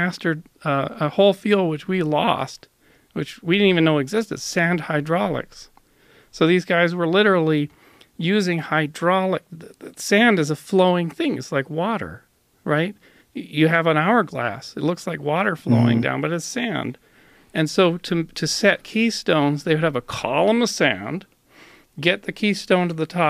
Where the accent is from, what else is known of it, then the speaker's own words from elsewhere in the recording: Canada; I'm a Canadian